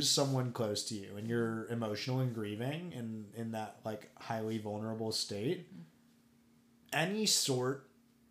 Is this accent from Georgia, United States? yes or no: no; Tennessee, United States; I grew up in Tennessee.